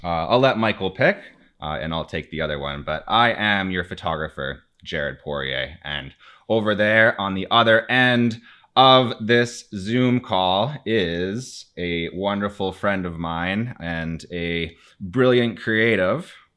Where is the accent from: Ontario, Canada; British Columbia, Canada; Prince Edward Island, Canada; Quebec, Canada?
Ontario, Canada; Timmins; I'm from Timmins